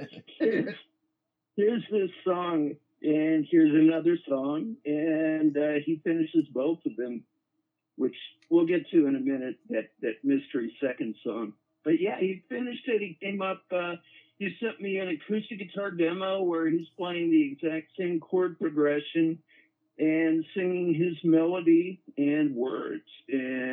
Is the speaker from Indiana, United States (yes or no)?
yes; Indiana, United States; growing up in Indiana, in the fifth grade, they started me out on a big string bass